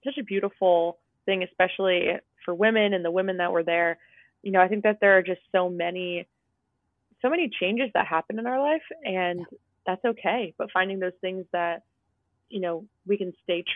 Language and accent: English; New Jersey, United States; also born or lived in outside Boston; now in Massachusetts, United States; I grew up in New Jersey